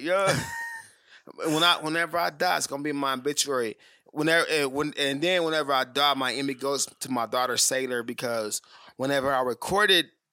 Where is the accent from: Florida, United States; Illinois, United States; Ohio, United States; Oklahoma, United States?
Oklahoma, United States; Oklahoma City; also born or lived in Tucson; I'm from Oklahoma City.